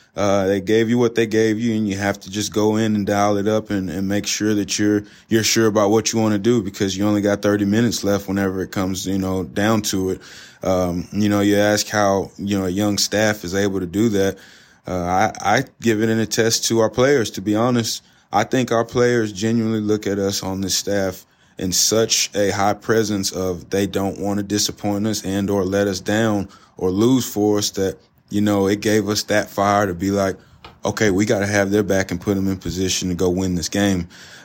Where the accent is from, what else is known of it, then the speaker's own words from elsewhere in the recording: Southeast Texas, United States; Cajun. Cajun. I'm from Southeast Texas, baby.